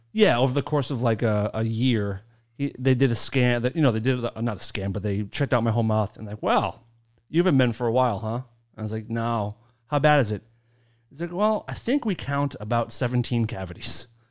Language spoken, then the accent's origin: English; Maine, United States; accent: Maine; moved away; it's my favorite accent. I grew up with it